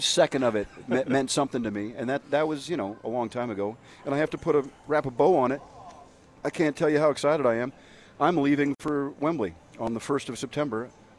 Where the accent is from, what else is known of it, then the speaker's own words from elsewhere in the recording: United States; Watching …, … tour as an American in England, and everybody in the stadium knew every word.